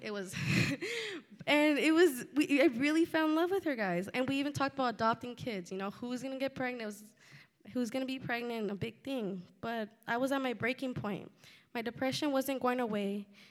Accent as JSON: {"language": "English", "town": "Santa Ana", "region": "California", "country": "United States", "tie": "born or raised there", "also_born_or_lived": "Fullerton, California / Pomona, California", "said": "I grew up in Santa Ana with a single mother, along with my older brother and sister."}